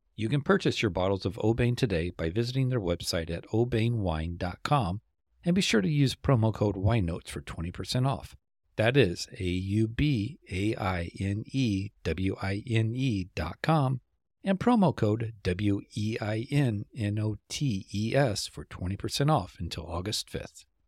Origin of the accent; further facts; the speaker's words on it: Tennessee, United States; moved away; I grew up in Tennessee